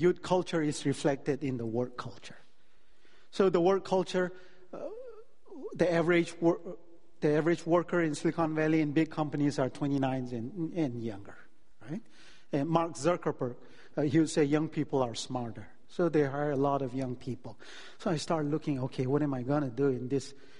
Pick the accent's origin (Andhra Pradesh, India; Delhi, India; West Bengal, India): Delhi, India; moved away as an adult; now in California, United States; I grew up in Delhi. It's a city, 20 million people.